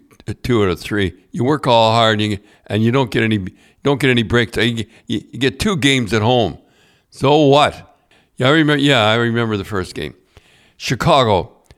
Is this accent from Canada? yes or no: yes; Canada; born there; Now, I was born in Canada.